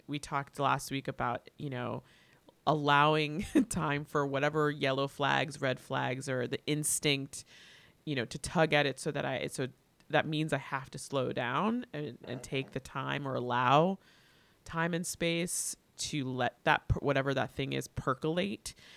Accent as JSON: {"language": "English", "town": "Miami", "region": "Florida", "country": "United States", "tie": "born or raised there", "also_born_or_lived": "Atlanta", "said": "I I grew up here, um, born and raised"}